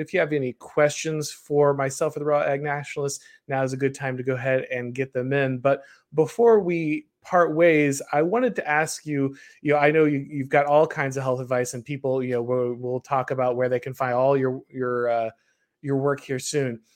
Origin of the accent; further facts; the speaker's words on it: the South, United States; I'm from the South